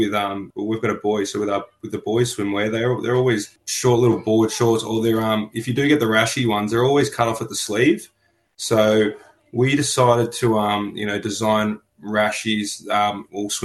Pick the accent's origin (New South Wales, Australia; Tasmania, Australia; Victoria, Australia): Victoria, Australia; Melbourne; I was born on Bunurong land in Melbourne, and I currently work on Bunurong land